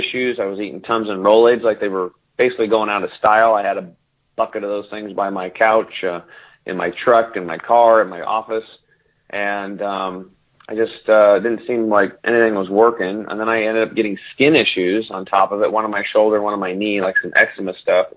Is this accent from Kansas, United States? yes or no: no; Eastern Oregon, United States; I grew up over in Eastern Oregon, which is about 50 years repressed from the rest of society